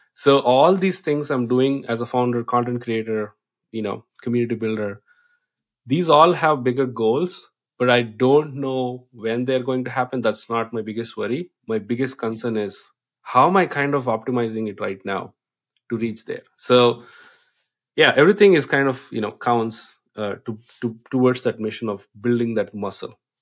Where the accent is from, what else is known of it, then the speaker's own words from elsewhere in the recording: India; English is a second language; moved away; I come from India